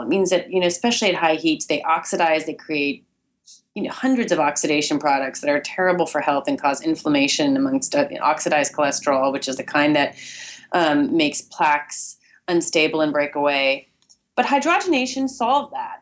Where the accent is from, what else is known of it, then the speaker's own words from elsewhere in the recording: Berkeley, California, United States; now in New York City, United States; I live in New York City and I grew up in Berkeley, California